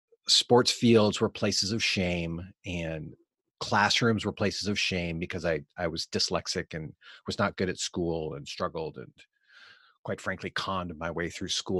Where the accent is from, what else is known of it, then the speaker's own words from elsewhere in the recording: Eugene, Oregon, United States; now in Portland, United States; I grew up in Eugene, Oregon